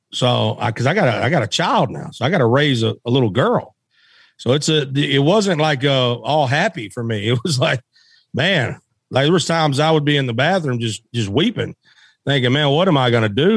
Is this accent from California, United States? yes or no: no; West Memphis, Arkansas, United States; I was born in Memphis, Tennessee, and I was raised in Arkansas across the bridge